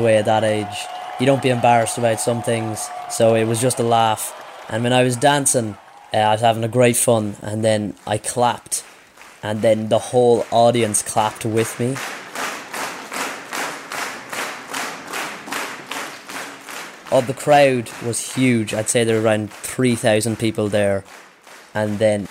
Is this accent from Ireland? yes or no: yes; Leitrim, Ireland; I'm 16 and I'm from Leitrim